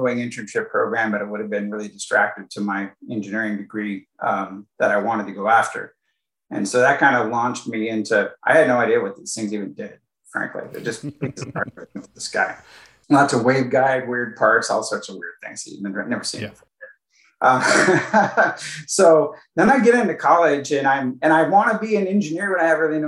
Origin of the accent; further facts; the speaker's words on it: Silicon Valley, California, United States; I grew up in Silicon Valley, by the way, so it was kind of like easy to get an electronics job. That's kind of like all there was here